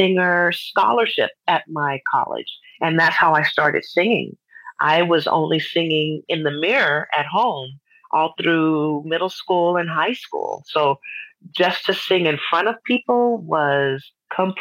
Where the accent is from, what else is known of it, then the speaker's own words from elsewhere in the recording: Texas, United States; moved away as an adult; also born or lived in San Antonio, Texas; now in Lake Elsinore, United States; I actually am a native Texan. So once I finished college in San Antonio, Texas